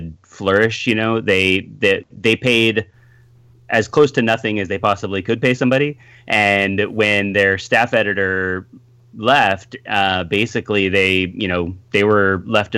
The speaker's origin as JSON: {"language": "English", "area": "Bay Area", "region": "California", "country": "United States", "tie": "born or raised there", "moved": "as an adult", "lives_now": "Los Angeles, United States", "said": "I grew up in the Bay Area, so I was up there and went to film school."}